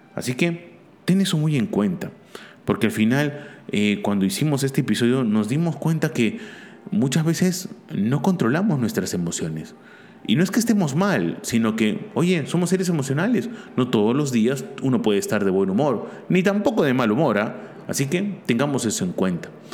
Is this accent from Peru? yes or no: yes; Peru; also born or lived in Barcelona; aquí en mi país